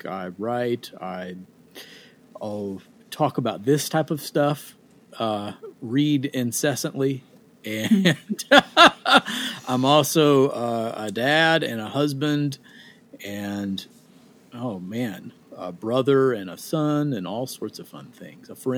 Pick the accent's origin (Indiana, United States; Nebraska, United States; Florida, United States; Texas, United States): Indiana, United States; Boonville; moved away as an adult; also born or lived in Evansville, Indiana; now in Nashville, United States; Raised in a small town just outside of Evansville, Indiana, called Boonville, Indiana.